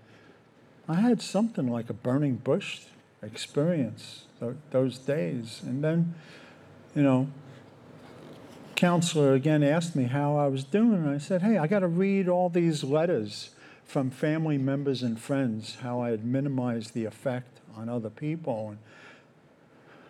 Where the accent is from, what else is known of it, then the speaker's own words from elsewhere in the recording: New York, United States; I grew up in New York and parents separated when I was 12